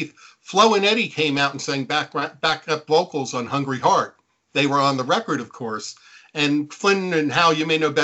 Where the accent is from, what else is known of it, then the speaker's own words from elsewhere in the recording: Neptune, New Jersey, United States; I grew up on the Jersey Shore. I grew up in Neptune, which is the town next to Asbury Park.